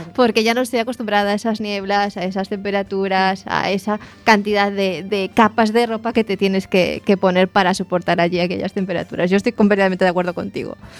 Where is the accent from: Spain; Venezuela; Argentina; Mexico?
Spain; Lugo, Galicia; now in A Coruña, Spain; yo que soy de Lugo